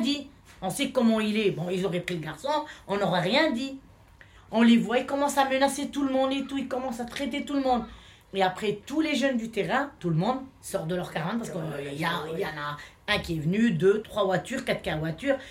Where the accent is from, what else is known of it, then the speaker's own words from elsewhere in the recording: France; French is a second language; also born or lived in Hellemmes-Ronchin; on est français